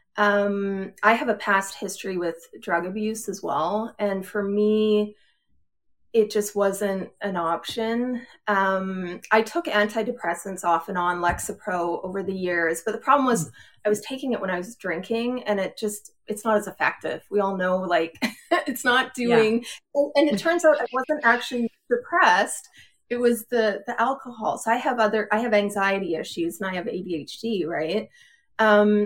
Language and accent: English; Edmonton, Alberta, Canada; moved away as an adult; now in Pennsylvania, United States; I grew up in Edmonton, in Alberta